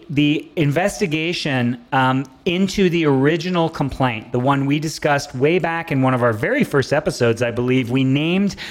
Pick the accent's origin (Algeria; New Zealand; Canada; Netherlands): Canada; I'm so proud of being a Canadian